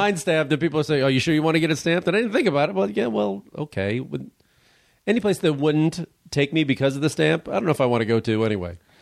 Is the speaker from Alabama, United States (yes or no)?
no; Chicago, Illinois, United States; I'm from Chicago